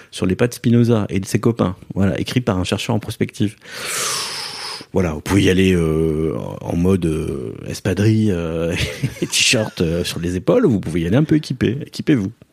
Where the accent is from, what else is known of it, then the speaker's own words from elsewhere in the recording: Basque Country, France; Je viens du Pays Basque, bien sûr. Donc l'artiste, dans les, enfin, je suis né dans les années 70